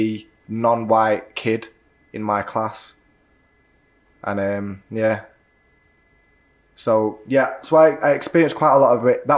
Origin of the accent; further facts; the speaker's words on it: Manchester, North West England, United Kingdom; also born or lived in Stockport; being born and raised in South Manchester, I've grown up around everyone.